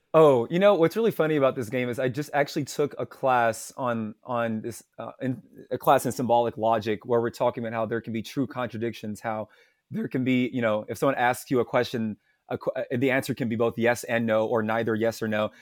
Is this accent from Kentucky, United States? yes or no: yes; Louisville, Kentucky, United States; I am from Louisville, Kentucky. Uh, I was born here, raised here in the South, um, in the United States.